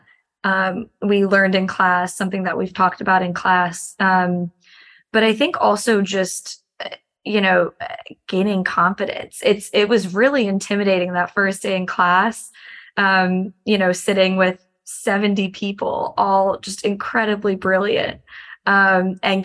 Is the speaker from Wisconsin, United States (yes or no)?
no; Chicago, Illinois, United States; moved away as an adult; also born or lived in Miami / Washington, D.C.; I grew up in Chicago, but moved to Miami for undergrad